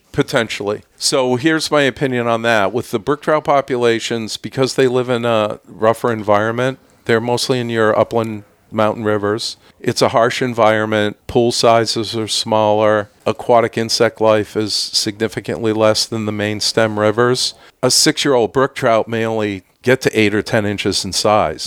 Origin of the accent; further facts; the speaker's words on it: Clinton, New York, United States; moved away as an adult; also born or lived in Lake Placid, New York; now in Stowe, United States; I grew up just outside of the Syracuse area in Clinton, New York.